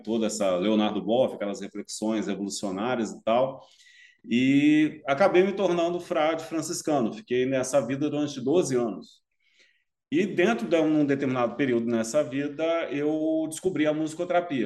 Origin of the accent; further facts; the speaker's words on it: Brasília, Federal District, Brazil; also born or lived in Goiânia, Brazil; now in Curitiba, Brazil; eu sou natural de Brasília